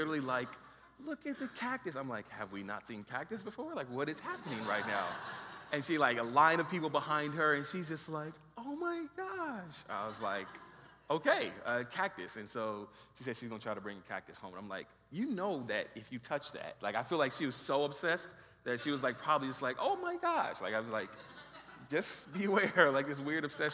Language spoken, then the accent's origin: English; Los Angeles, California, United States; moved away as an adult; also born or lived in Riverside, California; now in Boulder, United States; We are originally from Los Angeles, born and raised in Los Angeles, California.